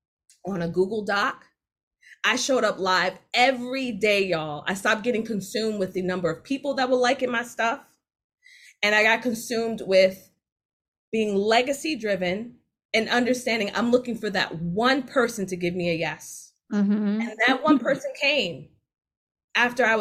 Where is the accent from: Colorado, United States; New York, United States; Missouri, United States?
New York, United States; New York City; I'm from Jamaica, Queens